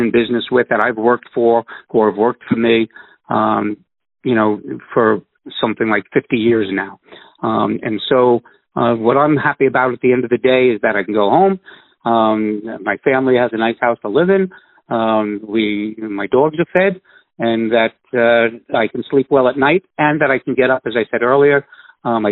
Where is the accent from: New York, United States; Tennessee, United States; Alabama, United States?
New York, United States; I'm from New York